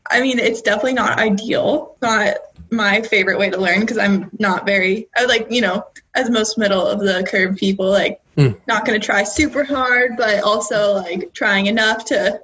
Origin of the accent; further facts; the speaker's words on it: Cincinnati, Ohio, United States; I'm from Cincinnati, Ohio.